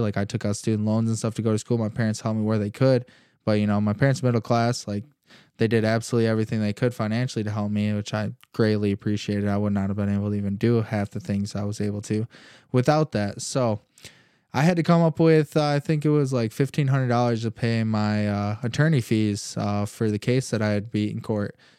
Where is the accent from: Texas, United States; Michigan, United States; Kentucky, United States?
Michigan, United States; Holland; I was born and raised in Holland, Michigan. Growing up here my whole life, I still live in Holland.